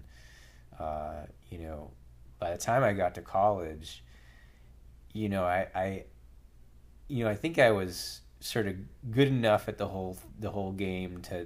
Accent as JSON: {"language": "English", "town": "Brookline", "region": "Massachusetts", "country": "United States", "tie": "born or raised there", "said": "I grew up just outside of Boston, like an hour from Fenway Park in Brookline"}